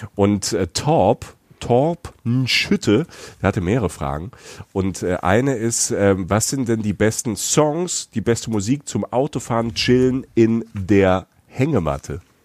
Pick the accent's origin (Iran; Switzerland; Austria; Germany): Germany; wo ich herkomme. Also Deutschland